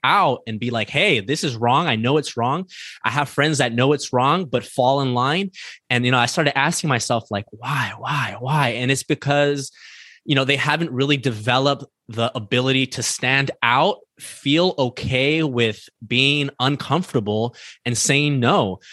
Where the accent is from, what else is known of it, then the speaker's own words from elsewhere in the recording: East Los Angeles, California, United States; I grew up in East Los Angeles